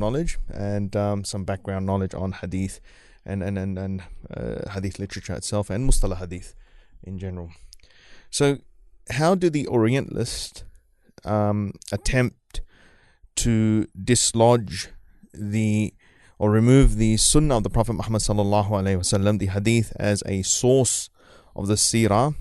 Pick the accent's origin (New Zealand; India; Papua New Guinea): New Zealand; moved away as an adult; also born or lived in Fiji; now in Australia; I grew up in New Zealand, so I'm, I'm pretty used to the, the cold